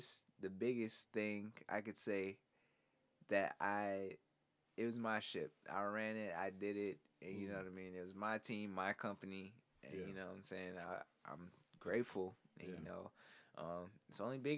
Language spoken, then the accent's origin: English; Augusta, Georgia, United States; Augusta, born and raised